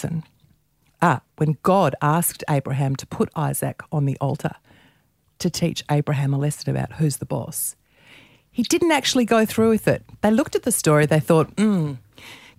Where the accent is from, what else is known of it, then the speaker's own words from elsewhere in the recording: Melbourne, Victoria, Australia; when I grew up in Melbourne in the 70s